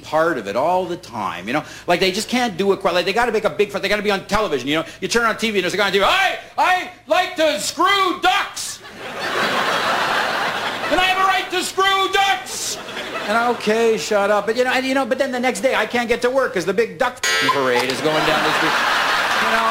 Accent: New York City, New York, United States; I'm from New York City.

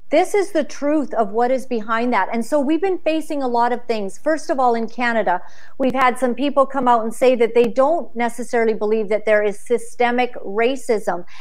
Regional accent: Uganda; moved away; i was born in uganda

